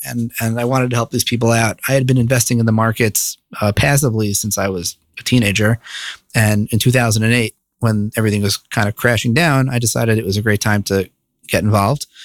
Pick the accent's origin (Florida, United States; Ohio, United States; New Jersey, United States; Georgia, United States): New Jersey, United States; Bergenfield; moved away as an adult; also born or lived in New York City; now in Jerusalem, Israel; I grew up in northern Jersey, a little town called Bergenfield.